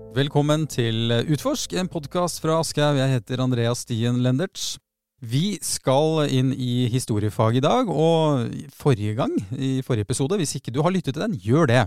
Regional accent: Oslo, Norway; Jeg vokste opp på Tveita

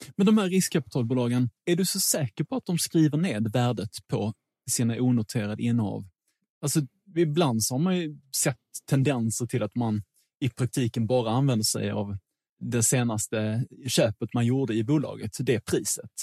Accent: Sweden

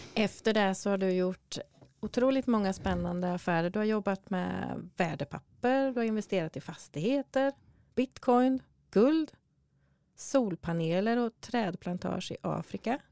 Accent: Sweden; du och jag är ju födda och uppvuxna i Sverige båda två

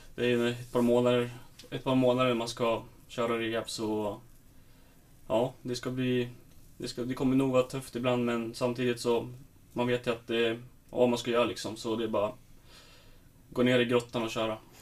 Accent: Sundsvall, Västernorrland County, Sweden; moved away as an adult; now in Stockholm, Sweden; det är skönt att vara hemma i Sundsvall

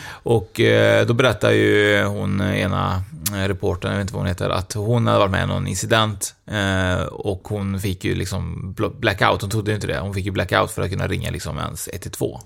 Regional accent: Trollhättan, Västra Götaland, Sweden; jag är ju från Trollhättan nu

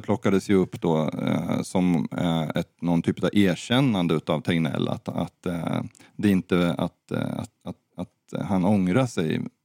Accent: Sweden

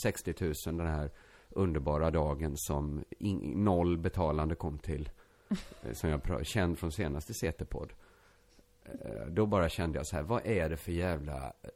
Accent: Borås, Västra Götaland, Sweden; när jag växte upp i Borås innerstad

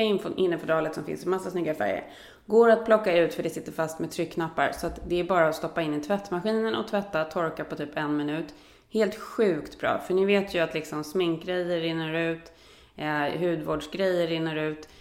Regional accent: Sweden; moved away as an adult; also born or lived in United States; sen tog jag ju svenskt körkort när jag flyttade hem efter det

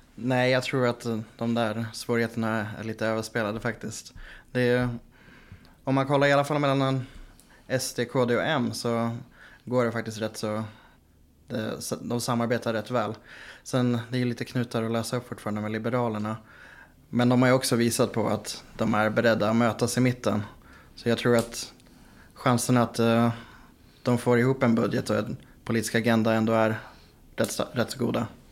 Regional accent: Västerås, Västmanland, Sweden; now in Gothenburg, Sweden; Jag bor i Göteborg. Jag är från Västerås

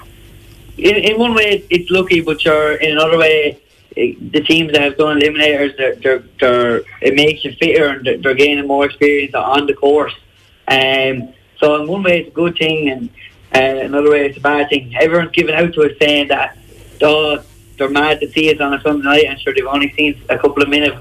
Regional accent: Marshallstown, County Wexford, Ireland; Marshallstown, yeah.

